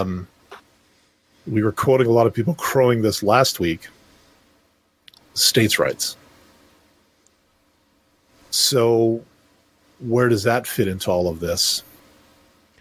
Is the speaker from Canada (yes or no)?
yes; Canada; as a Canadian citizen